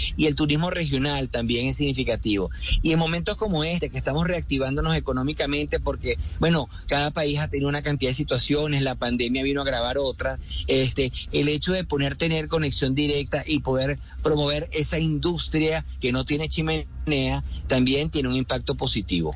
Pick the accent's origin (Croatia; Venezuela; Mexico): Venezuela; Caracas, Capital District; porque yo soy caraqueño